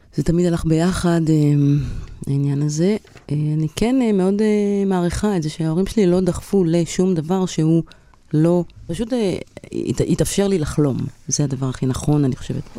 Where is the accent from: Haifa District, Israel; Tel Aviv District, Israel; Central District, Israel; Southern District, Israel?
Haifa District, Israel; Kiryat Bialik; קריית ביאליק, אני הייתי כל היום בכפר